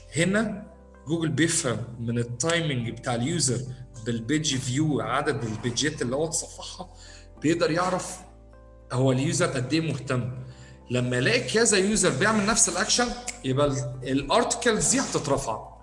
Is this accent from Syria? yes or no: no; Egypt; عندنا في مصر